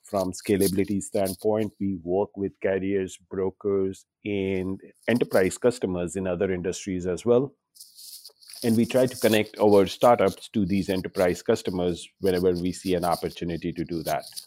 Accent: India; now in New York City, United States; I'm an Indian

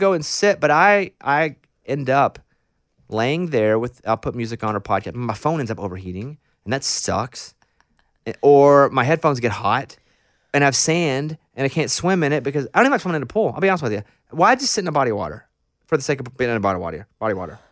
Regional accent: Arkansas, United States; moved away; I'm from Arkansas. We're extremely landlocked

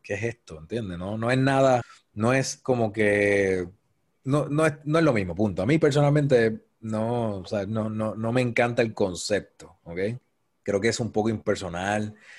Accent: Cabo Rojo, Puerto Rico; now in San Juan metropolitan area, Puerto Rico; soy natural de Cabo Rojo, Puerto Rico.

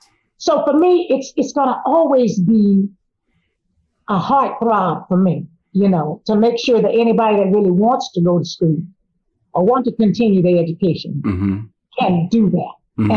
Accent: Miami, Florida, United States; I remember in 1968 when I graduated here in Miami, because I was raised in Miami, all my friends that went off to college, they went to FAMU and Cookman.

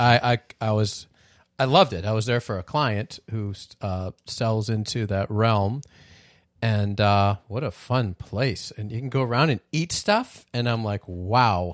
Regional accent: Midwest, United States; born in the Midwest

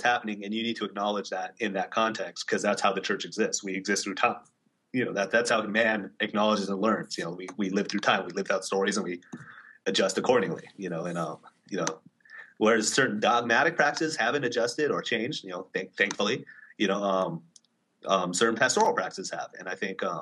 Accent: California, United States; now in East Coast, United States; I'm from California originally.

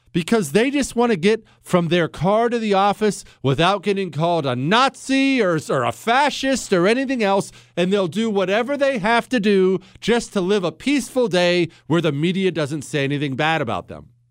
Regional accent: United States; moved away; I grew up in Ohio, Montana.

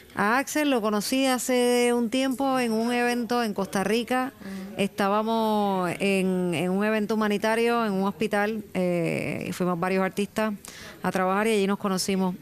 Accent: Puerto Rico; Evidentemente nací en Puerto Rico

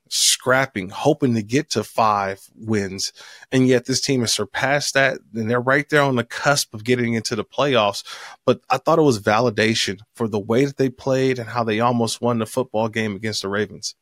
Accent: Oakland, California, United States; also born or lived in San Diego; my hometown, Oakland, California.

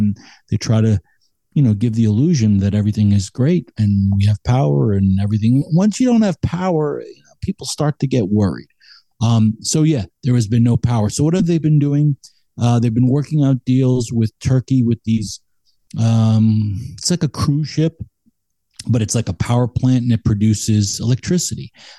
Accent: United States; as an American

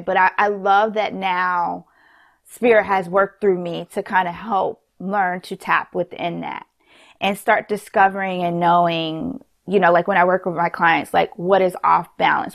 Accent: New York City, New York, United States; we're from New York

